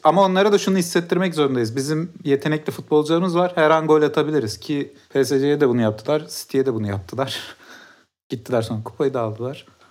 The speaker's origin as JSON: {"language": "Turkish", "region": "Mersin", "country": "Turkey", "tie": "born or raised there", "said": "Ben de Mersin'de büyüdüm."}